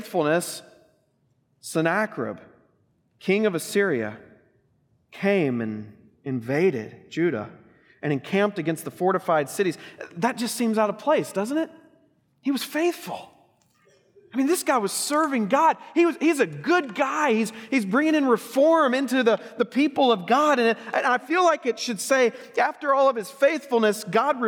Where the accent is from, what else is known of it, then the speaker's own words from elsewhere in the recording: Oklahoma, United States; growing up in Oklahoma